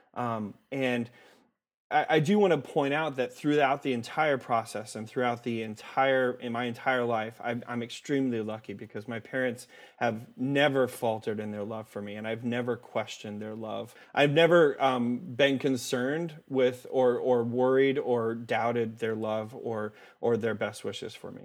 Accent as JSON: {"language": "English", "town": "Omaha", "region": "Nebraska", "country": "United States", "tie": "born or raised there", "said": "I was, uh, born and raised in Omaha, Nebraska"}